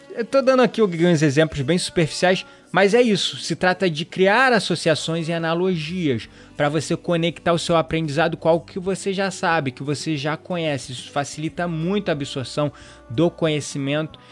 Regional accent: Rio de Janeiro, Brazil; eu sou do Rio

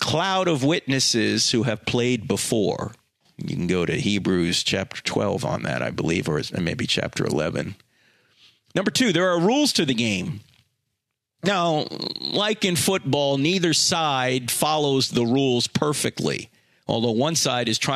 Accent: New Jersey, United States; I'm from New Jersey

